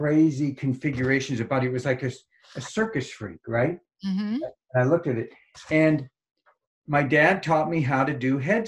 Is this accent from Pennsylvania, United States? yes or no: no; Marin County, San Francisco Bay Area, California, United States; I grew up in Marin County in the San Francisco Bay Area, kind of Hippieville